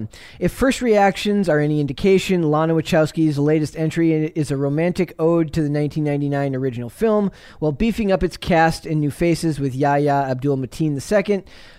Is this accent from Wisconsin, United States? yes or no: yes; Wisconsin, United States; I'm from Wisconsin.